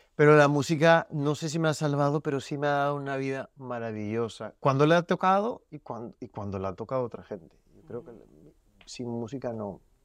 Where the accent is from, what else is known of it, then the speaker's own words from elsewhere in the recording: Peru; also born or lived in Miami; now in Los Angeles, United States; como los peruanos comemos la canchita del ceviche